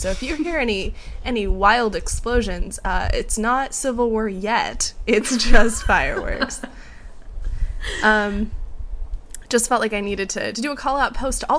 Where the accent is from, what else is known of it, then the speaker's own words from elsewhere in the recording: Seattle, Washington, United States; also born or lived in Kentucky; I graduated college and moved back to my hometown of Seattle, Washington.